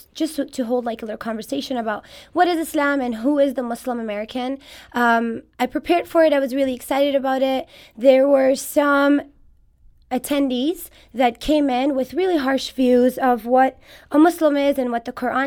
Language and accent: English; Moscow, Russia; also born or lived in Kabul, Afghanistan; now in St. Louis, United States; I was raised in Moscow in Russia, where I did my elementary schooling